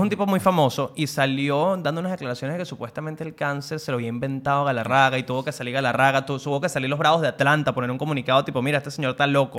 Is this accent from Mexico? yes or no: no; Venezuela; moved away; yo vengo del país de Chávez y la Vinotinto